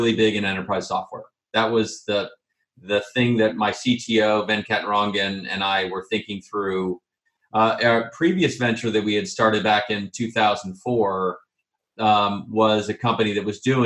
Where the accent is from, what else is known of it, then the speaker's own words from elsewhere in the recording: Bay Area, California, United States; I am a California product. So I'm born and raised in the Bay Area.